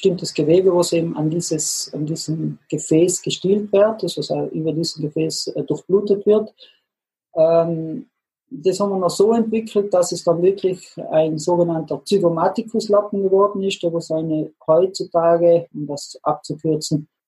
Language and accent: German; Trentino-Alto Adige, Italy; also born or lived in Innsbruck, Austria; Da sind wir Südtiroler als Ausländer natürlich gesehen, weil wir die, die italienische Sprache nicht als Muttersprache hatten.